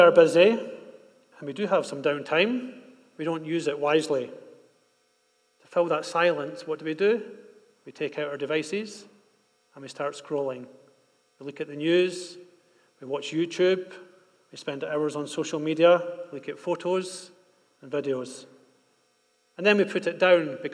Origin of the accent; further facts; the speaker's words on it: Scotland, United Kingdom; now in Bogotá, Colombia; When we were growing up in Scotland